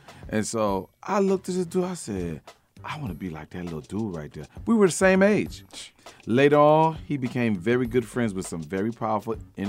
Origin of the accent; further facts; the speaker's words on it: Miami, Florida, United States; I came up in a place they call Uptown Little Haiti. It's like Uptown. I grew up in Uptown. But I went to school in Little Haiti.